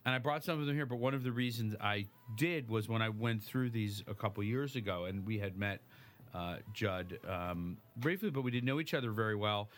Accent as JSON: {"language": "English", "town": "Chicago", "region": "Illinois", "country": "United States", "moved": "yes", "said": "I'm from Chicago. I'm from uh, Lincoln Park"}